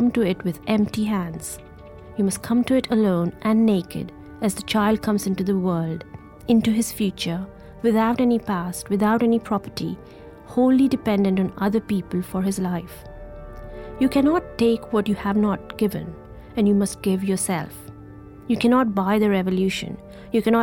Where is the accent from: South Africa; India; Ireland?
India; Ahmedabad, Gujarat; I grew up in India and in a hot city of Ahmedabad